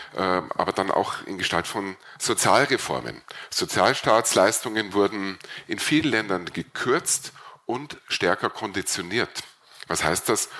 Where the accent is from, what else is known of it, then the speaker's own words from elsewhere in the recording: Burgenland, Austria; bei uns im Burgenland